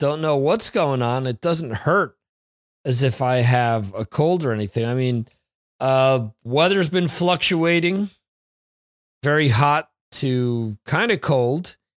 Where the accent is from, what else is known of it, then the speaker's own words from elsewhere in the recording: Northeast, United States; I'm from the Northeast, man. It gets colder there, gets hotter there.